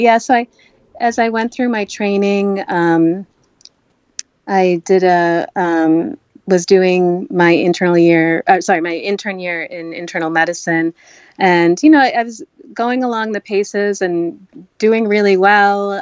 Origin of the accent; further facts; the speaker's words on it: United States; also born or lived in Kerala, India; growing up in America, I I faced prejudice